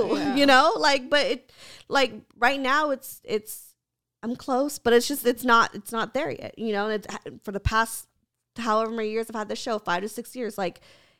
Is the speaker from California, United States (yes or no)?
yes; Santa Clarita, California, United States; No, I'm from Santa Clarita.